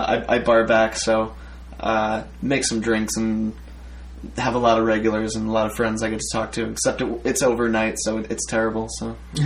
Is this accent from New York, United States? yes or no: yes; Long Island, New York, United States; moved away as an adult; also born or lived in Plattsburgh; now in Brooklyn, United States; I grew up on Long Island, and so after school, I went back with my girlfriend, and I lived with my parents for a year